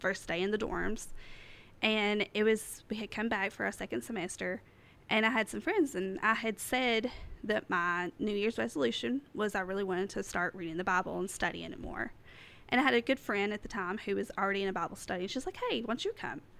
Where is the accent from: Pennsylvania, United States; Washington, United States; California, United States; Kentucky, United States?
Kentucky, United States; Southeast; accent: hick; moved away as an adult; now in East Tennessee, United States; I'm from Southeast Kentucky, and I have a hick accent.